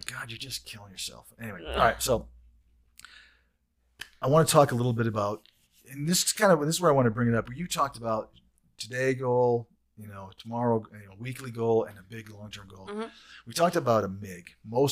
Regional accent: Saginaw, Michigan, United States; moved away; I grew up in Saginaw, Michigan

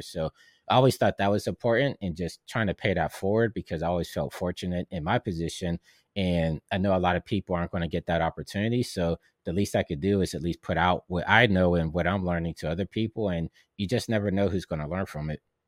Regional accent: Pittsburgh, Pennsylvania, United States; moved away; I'm from Pittsburgh, and I know how far that is

